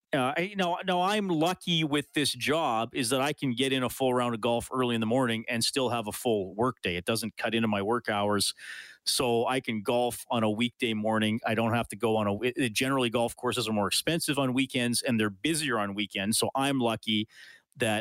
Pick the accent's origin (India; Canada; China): Canada; near Evansburg, Alberta; now in Edmonton, Canada; I grew up near Evansburg